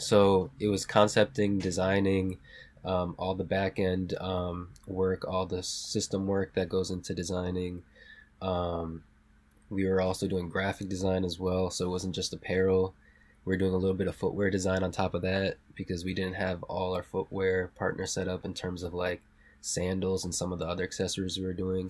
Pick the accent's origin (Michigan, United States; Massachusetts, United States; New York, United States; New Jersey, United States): Massachusetts, United States; South Hadley; also born or lived in Puerto Rico; I grew up in Western Mass, a small town called South Hadley